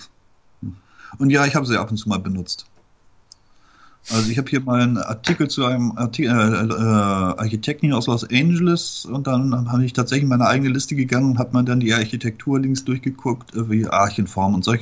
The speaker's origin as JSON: {"language": "German", "region": "Bremen", "country": "Germany", "tie": "born or raised there", "also_born_or_lived": "Erzurum, Turkey", "said": "Ostanatolien, äh, vom Breitengrad her äh, östlicher als Moskau."}